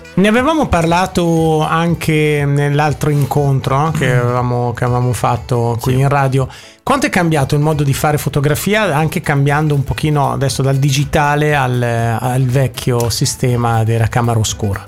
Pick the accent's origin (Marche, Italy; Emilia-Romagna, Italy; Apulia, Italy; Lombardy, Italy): Lombardy, Italy; Milan; accent: Milanese; del mio accento di dizione milanese giapponese